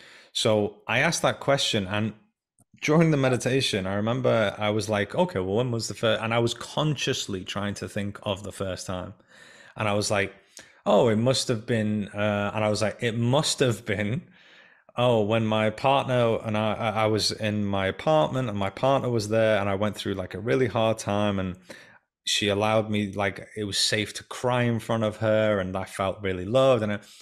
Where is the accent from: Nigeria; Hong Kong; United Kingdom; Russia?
United Kingdom; England; also born or lived in Iran; when I was 5 years old, we came from the Iran-Iraq war. We came from Iran to England, and I wasn't told that we were essentially going or anything.